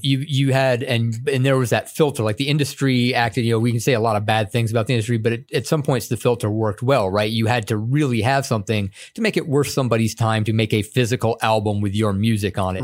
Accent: upstate New York, United States; I grew up upstate New York, and it partially being because my dad was in the military too

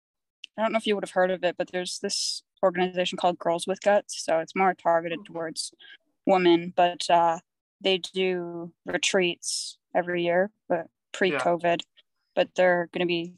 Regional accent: Vancouver, British Columbia, Canada; I'm from the Vancouver area

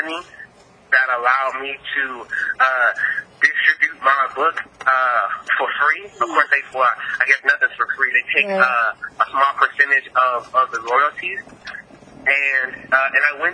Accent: Texas, United States; I'm from the South. I'm from Texas.

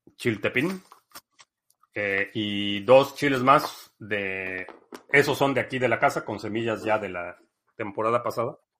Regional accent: Mexico City, Mexico; now in United States; crecí en, en la Ciudad de México, o en centros urbanos

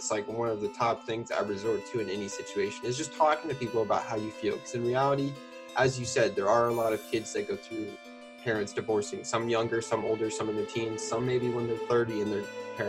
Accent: Kansas City, Missouri, United States; I'm from Kansas City, Missouri in the Midwest

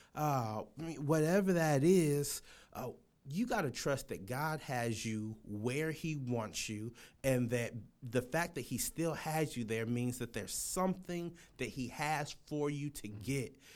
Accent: Los Angeles, California, United States; moved away; I'm from Los Angeles, California

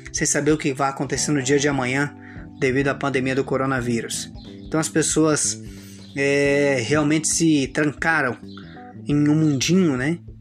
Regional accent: São Gabriel do Oeste, Mato Grosso do Sul, Brazil; sou de São Gabriel do Oeste, Mato Grosso do Sul, Brasil, a região Centro-Oeste

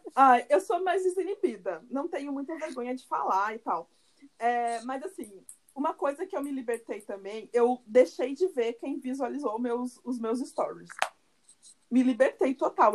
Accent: Curitiba, Paraná, Brazil; moved away as an adult; now in Salvador, Brazil; nós somos de Curitiba, né, pelo nosso sotaque, é, mas eu não moro, eu moro em Salvador, já fazem quase, quase três anos

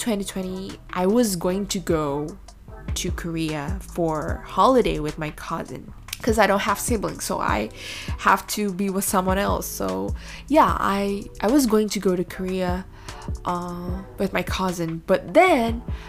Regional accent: Indonesia; English is a second language; I'm from Indonesia, but most of the time I either speak in Bahasa Indonesia or in English.

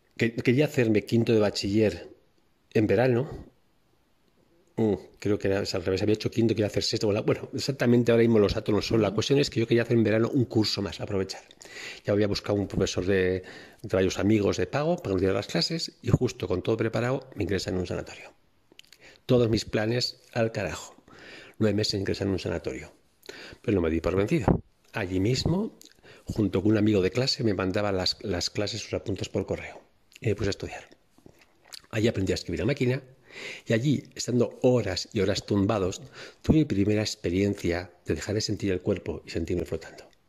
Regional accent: Bilbao, Basque Country, Spain; also born or lived in Cáceres province; yo llegué a Bilbao con unos meses realmente nací en Cáceres, en un pueblito de Cáceres, pero nada, con unos meses llegué a Bilbao, por lo tanto yo he vivido toda mi vida en Bilbao, es, donde yo me, he crecido y me he desarrollado.

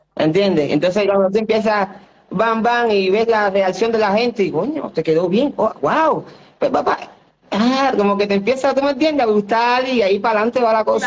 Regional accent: Cuba; moved away; de mi infancia, de donde yo vengo

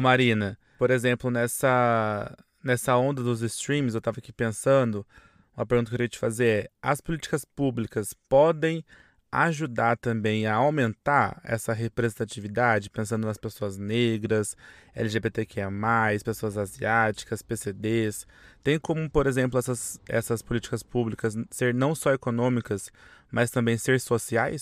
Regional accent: São José dos Campos, São Paulo, Brazil; now in São Paulo, Brazil; Eu, por exemplo, sou de São José dos Campos

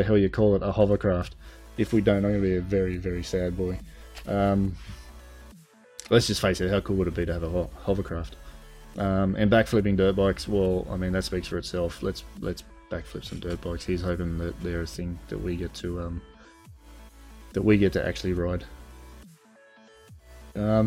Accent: Australia; Being Australian myself

